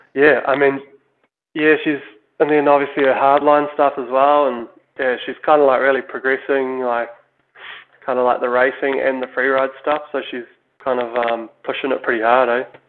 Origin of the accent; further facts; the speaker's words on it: New Zealand; we're obviously Kiwi